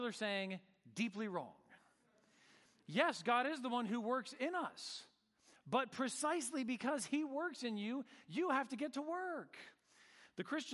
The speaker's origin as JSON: {"language": "English", "region": "Northern California", "country": "United States", "tie": "born or raised there", "said": "I grew up surfing in Northern California."}